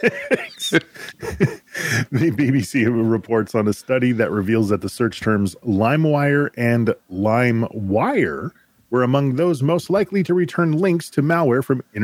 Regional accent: United States; I'm American.

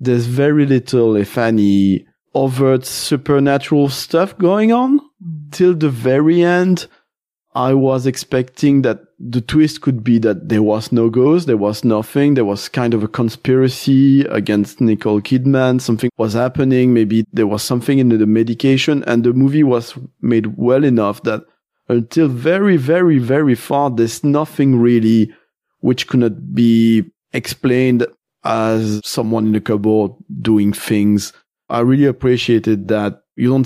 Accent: Belgium; I'm from Belgium.

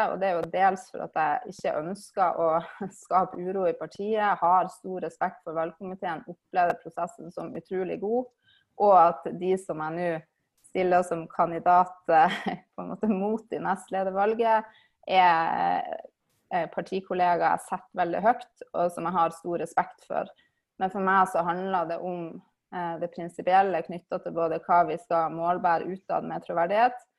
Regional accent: Svolvær, Nordland, Norway; moved away as an adult; Jeg kommer fra Svolvær i Lofoten, der jeg er oppvokst

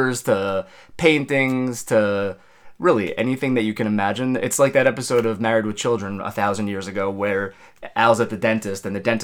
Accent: Long Island, New York, United States; moved away as an adult; also born or lived in Queens; now in New Jersey, United States; I grew up on Long Island

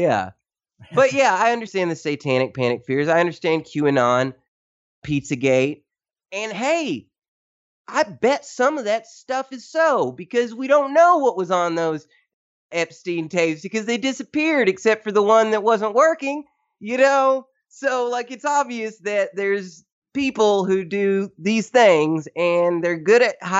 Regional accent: Tennessee, United States; moved away as an adult; now in Philippines; I am from Tennessee.

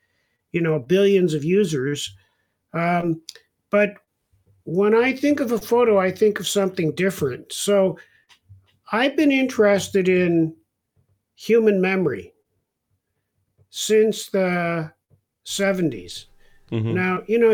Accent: Israel; I was born in Israel.

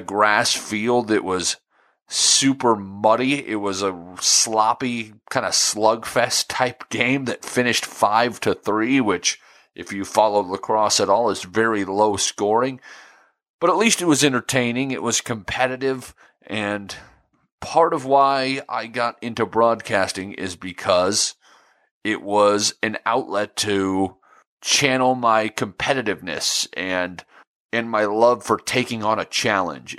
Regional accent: Nebraska, United States; I grew up in Nebraska

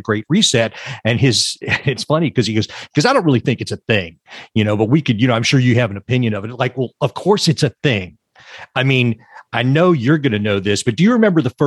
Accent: Texas, United States; moved away as an adult; also born or lived in Fort Worth, Texas; now in Los Angeles, United States; I came originally from Texas. And I, just a little background for your listeners, I grew up on a farm

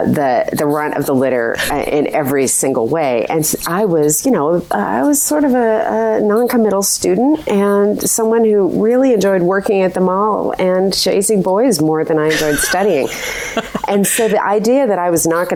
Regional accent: Montana, United States; growing up in Montana, before the internet

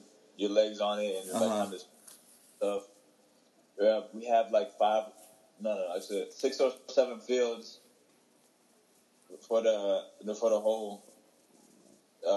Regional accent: Atlanta, Georgia, United States; born or raised there; also born or lived in Ethiopia

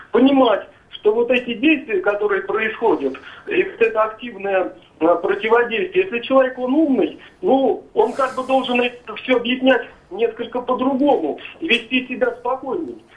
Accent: Moscow, Russia; я сам русский, москвич. Жена у меня чеченка, мусульманка.

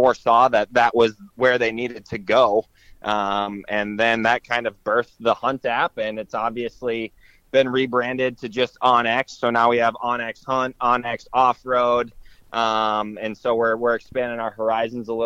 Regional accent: Wisconsin, United States; also born or lived in Iowa; I grew up in Wisconsin in the Midwest, went to school in Iowa

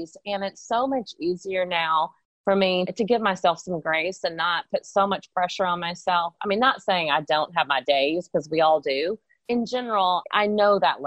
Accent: Texas, United States; moved away as an adult; also born or lived in South Carolina; I have lived other places besides Texas, but I was born in Texas, and I'm actually now back in Texas living here again

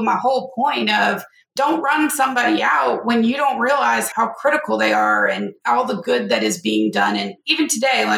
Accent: North Louisiana, United States; I'm from Louisiana

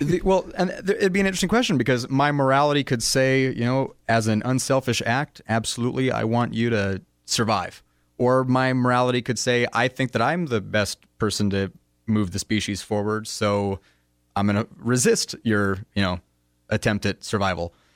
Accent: United States; as a American in the twenty-first century

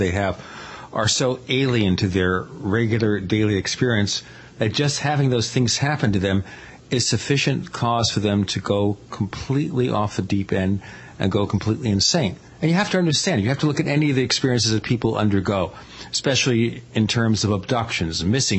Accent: New York City, New York, United States; now in Arizona, United States; I'm from Brooklyn.

